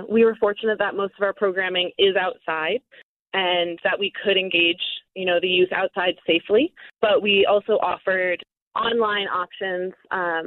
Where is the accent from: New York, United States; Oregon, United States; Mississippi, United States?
New York, United States; moved away as an adult; now in Colorado, United States; I was originally from New York, and I moved out to Colorado in 2017